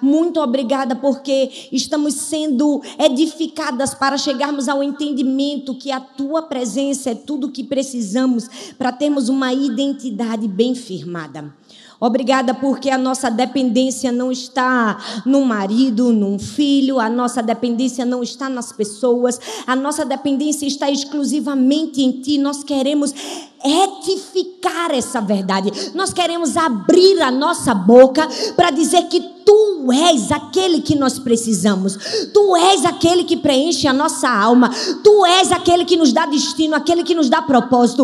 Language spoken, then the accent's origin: Portuguese; Brazil; como brasileiros